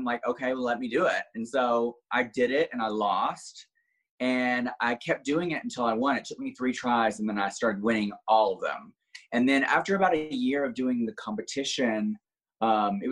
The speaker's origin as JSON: {"language": "English", "area": "small town outside Birmingham", "region": "Alabama", "country": "United States", "tie": "born or raised there", "moved": "yes", "lives_now": "Orlando, United States", "said": "originally I'm from a small town outside of Birmingham, Alabama. Like literally didn't even have a red light when I grew up."}